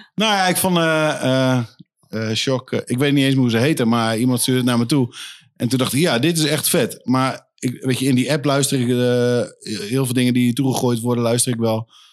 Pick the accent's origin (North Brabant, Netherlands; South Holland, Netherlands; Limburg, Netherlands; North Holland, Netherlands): South Holland, Netherlands; Leiden; moved away as an adult; now in Leeuwarden, Netherlands; ik ben eh, geboren in Leiden. Leiden? Eh, heb ik nooit ook een moment meer gewoond. Ik zeg wel altijd tegen iedereen van, nou, daar, daar kom ik vandaan. Maar eh, ja, ik ben wat opgegroeid onder de rook van de Leidse meelfabriek